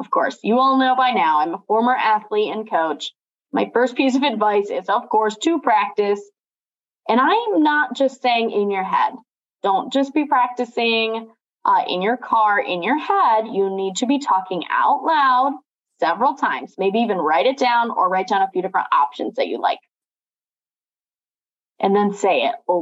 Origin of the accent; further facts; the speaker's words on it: Watertown, New York, United States; also born or lived in Canton / Erie; now in Rochester, United States; growing up in Watertown, then living in places like Canton and Erie and now Rochester